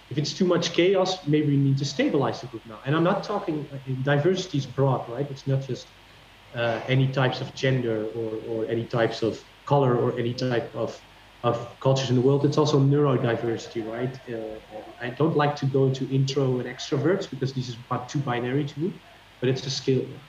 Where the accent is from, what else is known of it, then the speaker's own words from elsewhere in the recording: Netherlands; I'm from the Netherlands